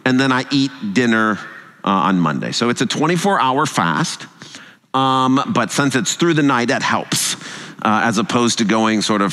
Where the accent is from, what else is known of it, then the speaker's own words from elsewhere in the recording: United States; also born or lived in England; I'm American